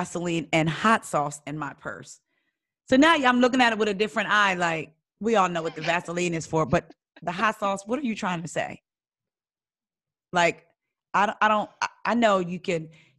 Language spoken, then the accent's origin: English; New Jersey, United States; my profile said I was from Jersey